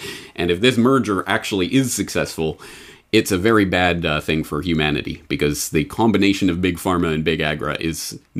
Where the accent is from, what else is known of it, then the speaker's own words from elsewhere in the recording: Canada; It's technically pronounced Bayer, but I'm Canadian, so I'll say Bayer.